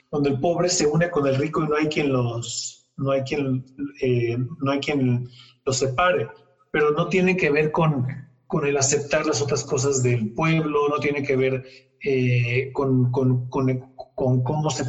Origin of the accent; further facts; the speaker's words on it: Mexico; todos somos mexicanos al final del día